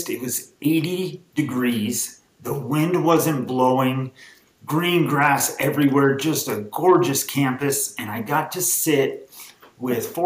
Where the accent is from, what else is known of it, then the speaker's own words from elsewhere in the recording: Los Angeles, California, United States; I have to kind of whisper this sometimes when people ask where I'm from, but I am from Los Angeles.